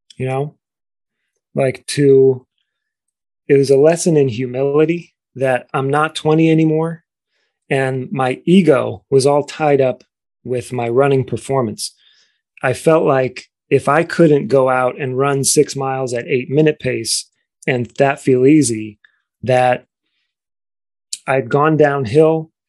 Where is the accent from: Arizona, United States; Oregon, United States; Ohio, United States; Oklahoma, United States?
Ohio, United States; Cleveland; I grew up in Cleveland, Ohio